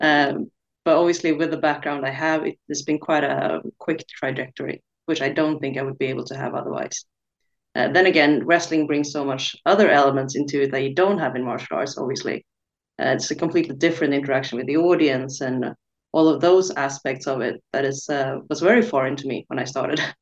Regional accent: Stockholm, Stockholm County, Sweden; trying as well to build something here in my hometown in Scandinavia.

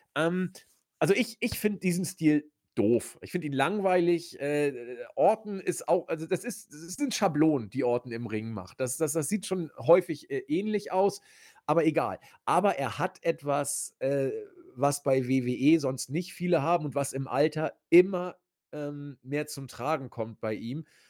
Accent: Hamburg, Germany; accent: spitzes S (Hamburg); ich komme ja aus Hamburg, da ist das S immer spitz

